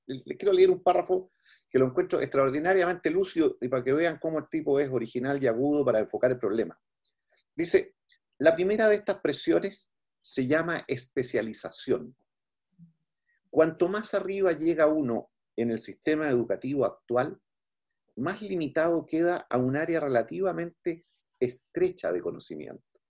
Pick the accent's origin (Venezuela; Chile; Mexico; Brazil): Chile; como chilenos